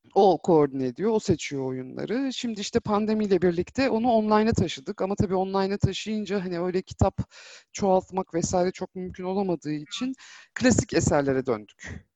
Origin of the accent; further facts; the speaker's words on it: Ankara, Turkey; moved away as an adult; now in Istanbul, Turkey; Ankaralıyım. E, 6 aylık olduğumdan beri Ankara'da yaşadım. Hı. E, 4 yıl önce İstanbul'a taşınana kadar